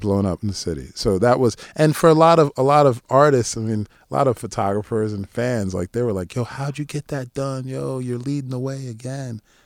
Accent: East Coast, United States; now in New Jersey, United States; I live in Jersey. I'm from the East Coast

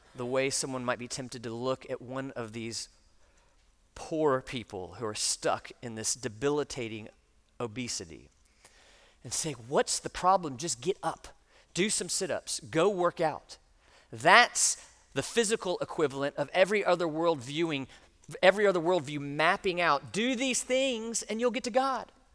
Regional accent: United States; we, as American Christians in the 21st century

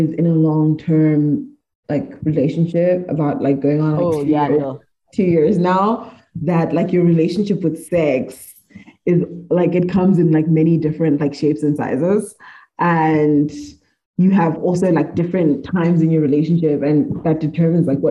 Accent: Zimbabwe; I grew up in Zim, I lived in Zim

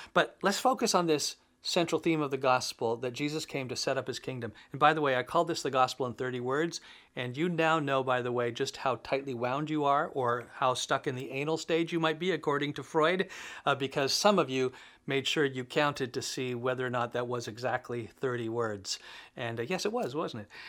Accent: Canada; As a Canadian, I guess I could say I belong to Canada

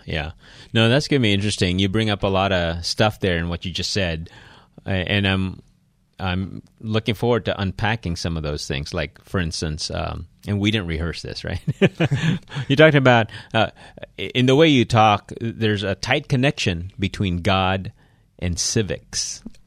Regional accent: Philippines; So, I'm Filipino here.

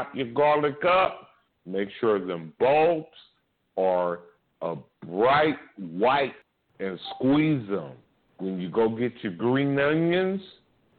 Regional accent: California, United States; I'm from California.

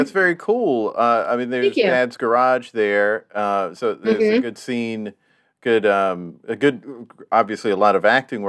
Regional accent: Minneapolis, Minnesota, United States; also born or lived in South Carolina; now in New York, United States; fellow Minneapolis.

